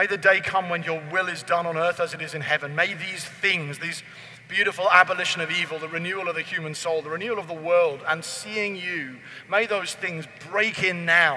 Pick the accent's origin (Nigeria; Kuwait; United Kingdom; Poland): United Kingdom; because I'm from Britain